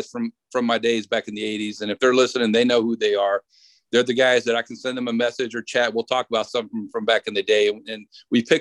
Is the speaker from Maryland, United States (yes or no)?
yes; Baltimore, Maryland, United States; I said I'm originally from Baltimore, so I'm an Orioles fan because that's you know we were talking about that's what I grew up with my dad watching